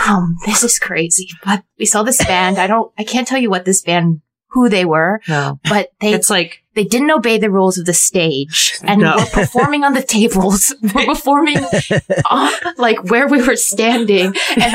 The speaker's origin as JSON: {"language": "English", "town": "San Francisco", "region": "California", "country": "United States", "tie": "born or raised there", "moved": "as an adult", "said": "I was born in San Francisco, so I was there."}